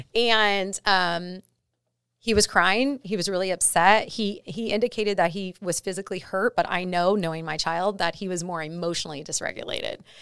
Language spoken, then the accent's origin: English; La Puente, California, United States; where I grew up is in La Puente in Southern California, um, in a pretty tough neighborhood